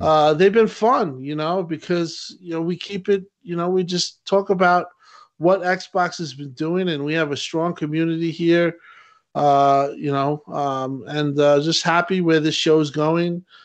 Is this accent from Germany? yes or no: no; New York, United States; I'm a New Yorker